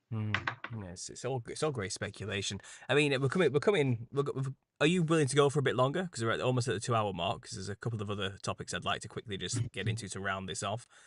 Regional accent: United Kingdom; as a British person.

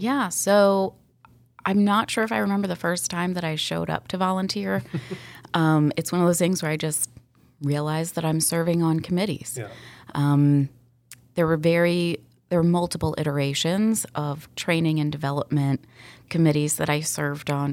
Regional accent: Sandy Springs, Georgia, United States; I was born and raised in Sandy Springs

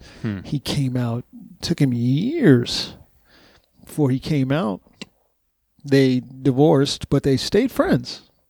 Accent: Texas, United States; It's just backwards down there, man. I'm from Texas. I'm from the South.

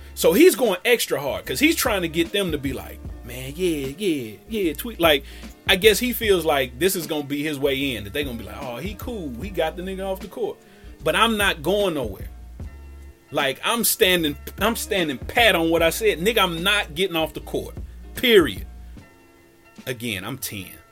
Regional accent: Cincinnati, Ohio, United States; as a kid growing up in Cincinnati

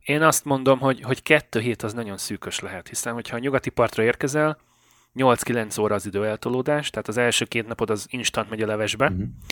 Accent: Great Hungarian Plain, Hungary; moved away as an adult; now in Canada; Én tulajdonképpen elmondhatom magam, hogy alföldi gyerek vagyok, az Alföldön születtem.

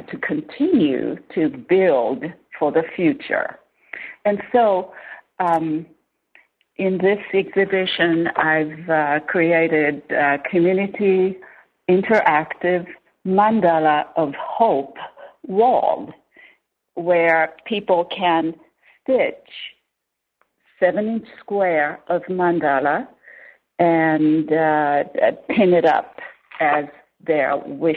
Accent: Tohoku, Japan; moved away; I'm from Tohoku, northern Japan, on the west coast, not the east coast

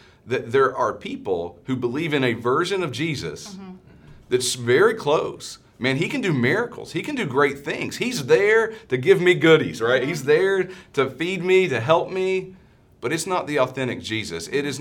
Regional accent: East Tennessee, United States; I'm from East Tennessee

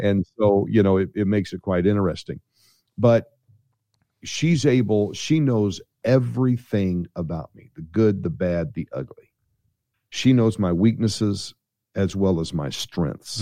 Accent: St. Louis, Missouri, United States; I'm from Saint Louis, Missouri

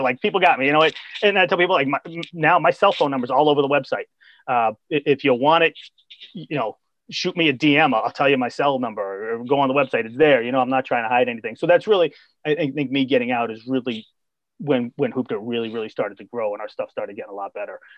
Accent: Boston, Massachusetts, United States; also born or lived in Columbia, South Carolina; I'm a Boston guy, born and bred. Um, I've lived in Boston my whole life, except for two years in Columbia

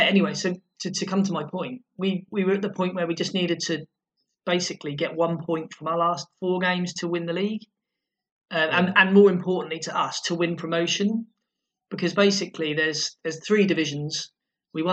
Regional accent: Lowestoft, East of England, United Kingdom; Lowestoft, how my hometown

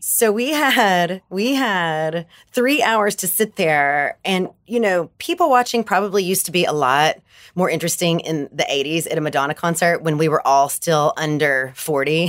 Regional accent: Bible Belt, Southern United States, United States; I'm from the Bible Belt

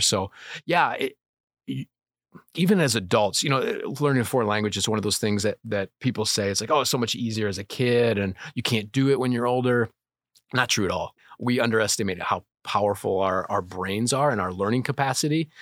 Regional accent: Bonfield, Illinois, United States; also born or lived in Kankakee, Illinois; I was born in Kankakee, just my brother and I, uh, I'm four and a half years older. We moved out to Bonfield when I was five, right before I started school. So grew up in Bonfield.

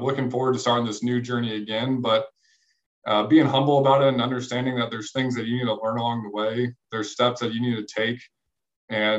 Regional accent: St. Charles, Missouri, United States; I grew up in St. Louis, just across the river in St. Charles. So still live here

